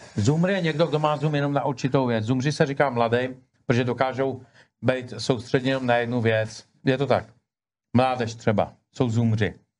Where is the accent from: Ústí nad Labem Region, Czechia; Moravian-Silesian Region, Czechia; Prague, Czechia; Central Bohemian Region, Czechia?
Ústí nad Labem Region, Czechia; Ústí nad Labem; moved away; já pocházím z Ústí nad Labem původně